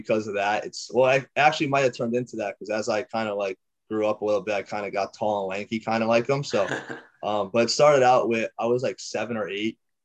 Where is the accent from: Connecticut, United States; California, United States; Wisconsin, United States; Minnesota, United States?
Connecticut, United States; I'm from Connecticut